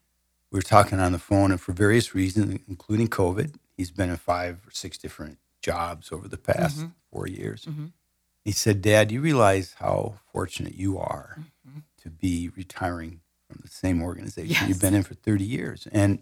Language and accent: English; Minnesota, United States; Yeah, so I'm actually a Midwesterner. I grew up in north central Minnesota.